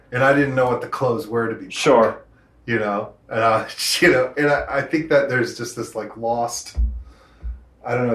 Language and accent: English; Rochester, New Hampshire, United States; also born or lived in Portsmouth, New Hampshire; growing up in Rochester, you know, around a bunch of … listening to rednecks